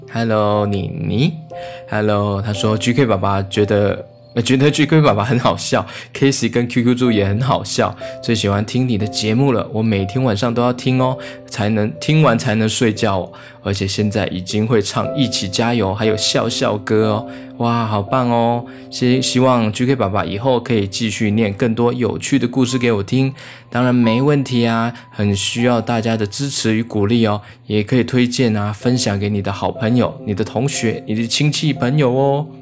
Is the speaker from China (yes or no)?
no; Yunlin County, Taiwan; now in Taipei, Taiwan; 我老家呢，是在云林